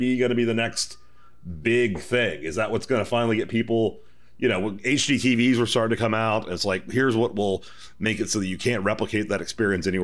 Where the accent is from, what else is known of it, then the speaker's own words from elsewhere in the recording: Texas, United States; I am a Texan